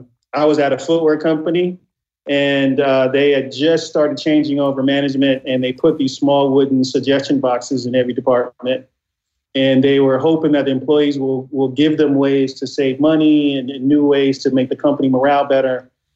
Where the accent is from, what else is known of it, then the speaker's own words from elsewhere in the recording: Inglewood, California, United States; as a kid growing up in Inglewood, California, my dream was to be a sneaker designer. You know, growing up in the in the early 80s for a kid from Inglewood to say something like that was kind of crazy